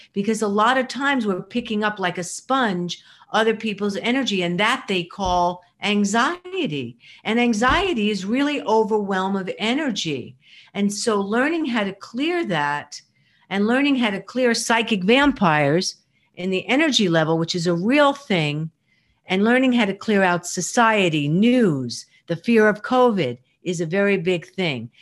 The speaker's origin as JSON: {"language": "English", "region": "New York", "country": "United States", "said": "I am mostly a New Yorker"}